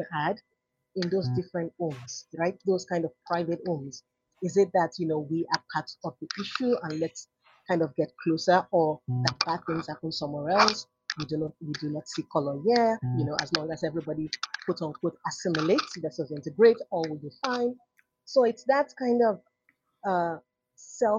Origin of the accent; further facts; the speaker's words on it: Nigeria; moved away; growing up in Nigeria